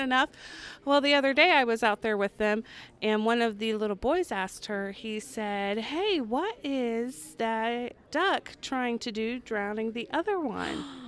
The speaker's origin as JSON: {"language": "English", "town": "Clay City", "region": "Indiana", "country": "United States", "said": "I am from Clay City, Indiana"}